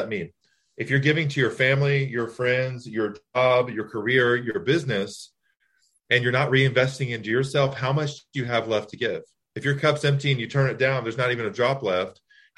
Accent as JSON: {"language": "English", "region": "Texas", "country": "United States", "tie": "born or raised there", "also_born_or_lived": "Louisiana", "moved": "yes", "lives_now": "Long Island, United States", "said": "I'm originally from Louisiana. I moved to Texas when I was 3, and I just relocated up to Long Island"}